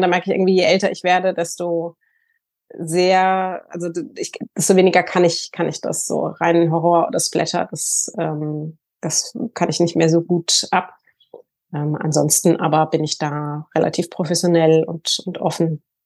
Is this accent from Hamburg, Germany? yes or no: yes; Hamburg, Germany; also born or lived in Sylt; ich komme aus Hamburg, lebe in Hamburg und Sylt